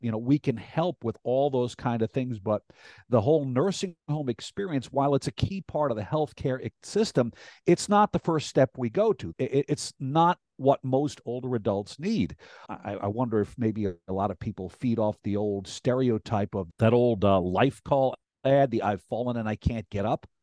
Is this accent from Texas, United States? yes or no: no; Rhinebeck, New York, United States; also born or lived in Clinton Corners / Hyde Park / Tivoli / New Paltz; I grew up in Rhinebeck, uh, born at Northern Dutchess Hospital